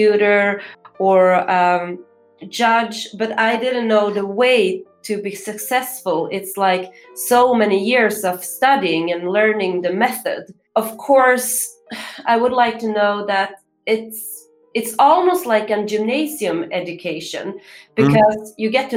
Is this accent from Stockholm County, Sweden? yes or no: yes; Stockholm, Stockholm County, Sweden; I'm from Stockholm